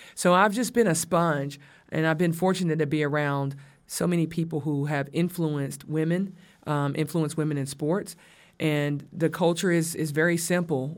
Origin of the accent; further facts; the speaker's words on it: the South, United States; I'm from the South